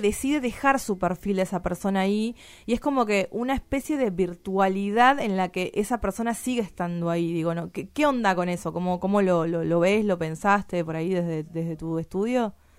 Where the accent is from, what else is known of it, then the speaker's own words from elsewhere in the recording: Tucumán, Argentina; yo soy tucumana